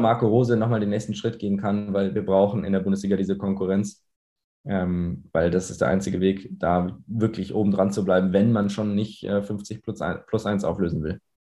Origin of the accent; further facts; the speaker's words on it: Munich, Bavaria, Germany; ich komme aus München. Äh, meine Eltern kommen aus Irland, daher der englisch äh, klingende Name. Äh, wir sprechen zu Hause auch Englisch, also ich bin zweisprachig aufgewachsen